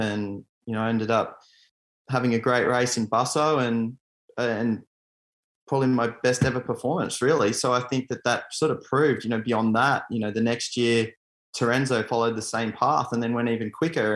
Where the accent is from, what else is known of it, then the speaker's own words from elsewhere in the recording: Australia; my home country